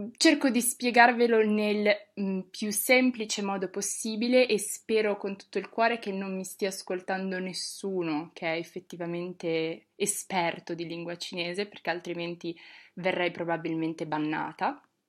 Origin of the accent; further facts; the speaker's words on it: Bologna, Emilia-Romagna, Italy; moved away as an adult; now in Rome, Italy; sono di Bologna